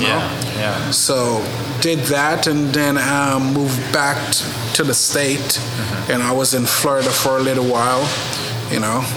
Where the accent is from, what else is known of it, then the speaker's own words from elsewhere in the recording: Jamaica; also born or lived in Paris / Oklahoma; now in Oklahoma City, United States; Grew up in Jamaica